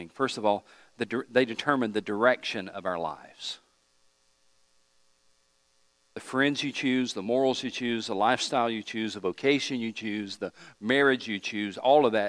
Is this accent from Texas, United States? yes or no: no; East Tennessee, United States; where I grew up in East Tennessee